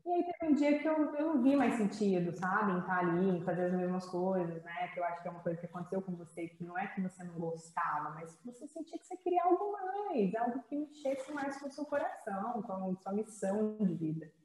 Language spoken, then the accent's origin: Portuguese; Campos dos Goytacazes, Rio de Janeiro, Brazil; moved away as an adult; also born or lived in Canada / Goiás / São Paulo; eu sou do interior do Rio, sou de Campos dos Goitacazes